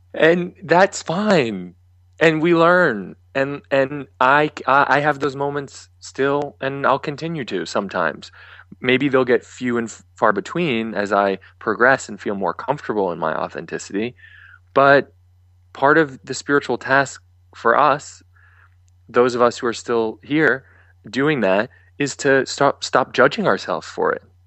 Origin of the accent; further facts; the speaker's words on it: Boston, Massachusetts, United States; moved away as an adult; also born or lived in New York; I'm from Boston